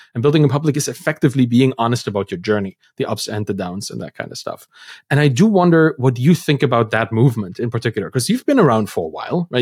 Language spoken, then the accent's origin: English; Germany; moved away; I come from Germany, a pretty, you know, bureaucratic system, and school was just the same